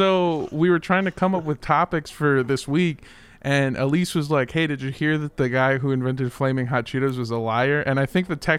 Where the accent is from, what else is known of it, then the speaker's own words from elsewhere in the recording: Los Angeles, California, United States; because I grew up in Los Angeles.